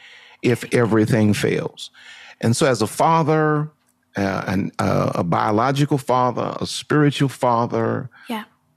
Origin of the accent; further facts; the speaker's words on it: New Orleans, Louisiana, United States; also born or lived in Houston, Texas; I am from New Orleans, Louisiana. I live between New Orleans, Louisiana, and Houston, Texas